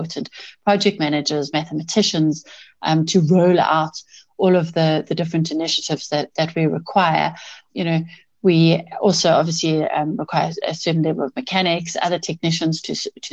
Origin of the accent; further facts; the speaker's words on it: Cape Town, Western Cape, South Africa; moved away as an adult; also born or lived in Johannesburg; I grew up in Cape Town.